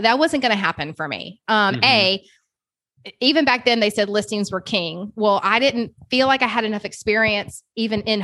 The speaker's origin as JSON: {"language": "English", "town": "Kennesaw", "region": "Georgia", "country": "United States", "tie": "born or raised there", "also_born_or_lived": "Suwanee, Georgia", "said": "I grew up in Kennesaw, Georgia"}